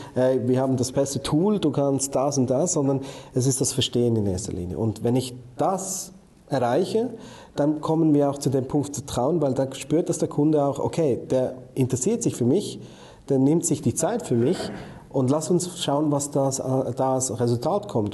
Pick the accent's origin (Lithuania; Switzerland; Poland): Switzerland